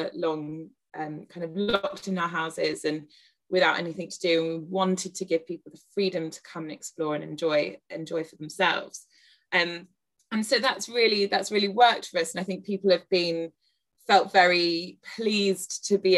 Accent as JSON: {"language": "English", "area": "Devon", "region": "South West England", "country": "United Kingdom", "tie": "born or raised there", "moved": "yes", "lives_now": "London, United Kingdom", "said": "I grew up in Devon and I live in London."}